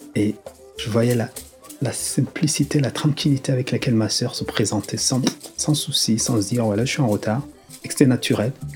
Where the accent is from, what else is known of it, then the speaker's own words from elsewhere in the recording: Rwanda; moved away; also born or lived in Lille, France; Lorsque j'ai quitté le Rwanda